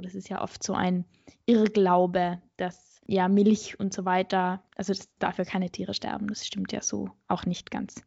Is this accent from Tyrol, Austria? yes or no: yes; Innsbruck, Tyrol, Austria; now in Vienna, Austria; Ich komme eigentlich aus Innsbruck, also aus Tirol